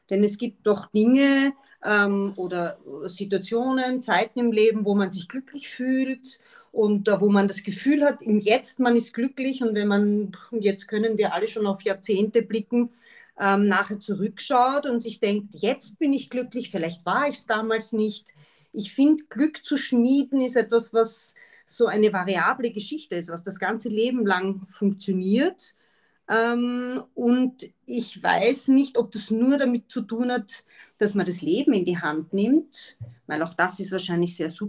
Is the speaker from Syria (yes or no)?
no; Austria; jetzt muss ich als Österreicherin kurz dazwischen fragen